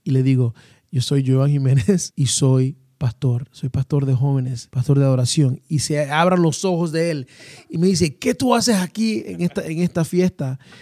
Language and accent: Spanish; Panama; moved away as an adult; also born or lived in Atlanta, Georgia; now in United States; soy panameño, radicado en los Estados Unidos. Y bueno, creo que mi historia comienza en Panamá a la edad de, cinco años